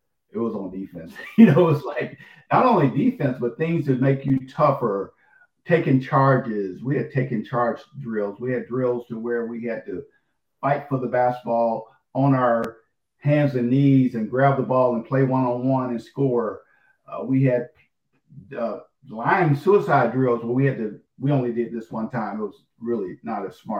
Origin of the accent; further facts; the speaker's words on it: Little Rock, Arkansas, United States; people would find out I was from Arkansas, this was when I was a kid